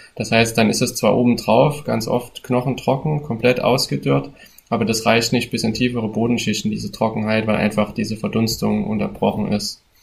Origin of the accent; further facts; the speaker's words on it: border area of Thuringia and Saxony, Central Eastern Germany, Germany; wir kommen ja aus, äh, aus dem Grenzgebiet von Thüringen und, äh, Sachsen. Das heißt, ähm, das ist eigentlich so Mittelostdeutschland.